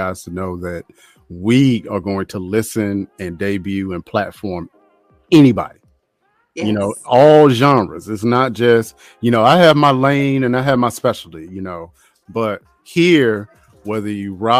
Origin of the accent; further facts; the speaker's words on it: North Carolina, United States; I am from North Carolina